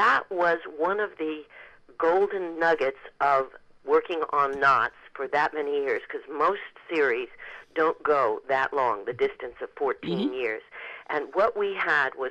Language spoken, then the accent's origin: English; Boulder, Colorado, United States; I was a teenager growing up in Boulder, Colorado